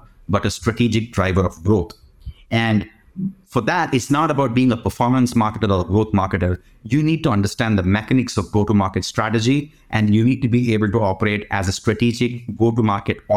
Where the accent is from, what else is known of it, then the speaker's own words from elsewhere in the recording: India; I grew up in India.